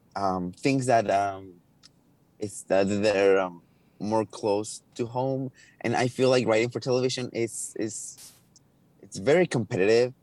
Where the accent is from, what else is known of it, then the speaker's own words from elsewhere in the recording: Los Angeles, California, United States; I'm from, uh, Los Angeles, California